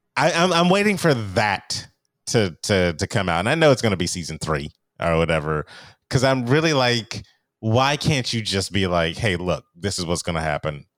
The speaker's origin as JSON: {"language": "English", "region": "California", "country": "United States", "said": "I'm a Californian"}